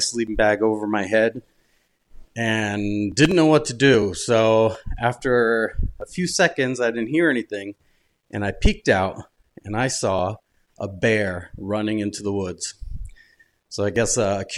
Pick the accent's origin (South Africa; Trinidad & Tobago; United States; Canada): United States; Westport, Massachusetts; I am from Westport, Massachusetts